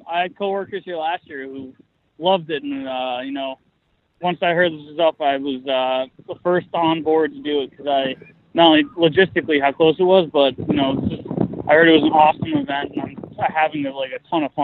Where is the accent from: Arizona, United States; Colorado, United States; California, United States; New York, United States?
New York, United States; Westchester; I'm from Westchester